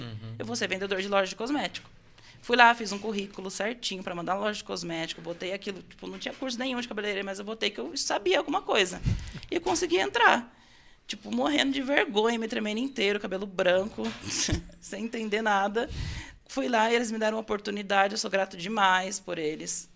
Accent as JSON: {"language": "Portuguese", "town": "Itu", "region": "São Paulo", "country": "Brazil", "tie": "born or raised there", "said": "Eu nasci em São Paulo e fui criado lá, e com sete anos eu vim para Itu. Tá. Então, eu sou paulista, vivo em Itu"}